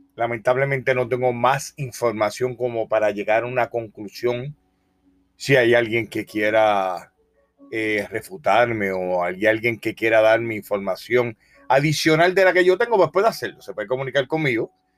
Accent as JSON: {"language": "Spanish", "country": "Puerto Rico", "also_born_or_lived": "Polk County, Florida", "moved": "yes", "lives_now": "Florida, United States", "said": "soy puertorriqueño, de la isla más pequeña del Caribe. Creo que el acento me, eh, me delata"}